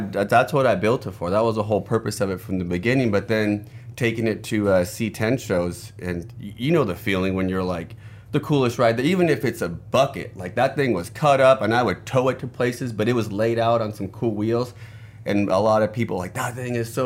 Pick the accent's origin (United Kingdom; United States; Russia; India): United States; California; now in Phoenix, United States; out of Phoenix, Arizona. Originally from California